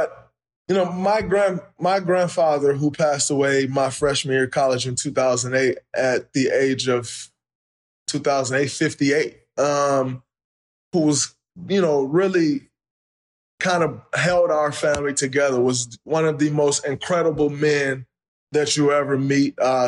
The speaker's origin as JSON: {"language": "English", "town": "Saginaw", "region": "Michigan", "country": "United States", "tie": "born or raised there", "said": "I grew up in Saginaw, Michigan"}